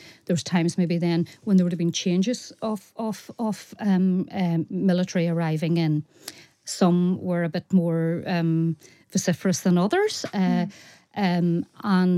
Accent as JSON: {"language": "English", "town": "Carrickmore", "region": "Northern Ireland", "country": "United Kingdom", "tie": "born or raised there", "said": "I come from Carrickmore and it is 100% a Republican area"}